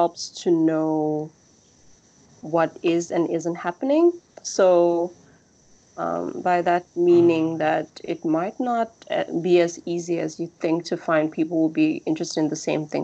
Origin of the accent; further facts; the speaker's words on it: South Africa; moved away; back to my home country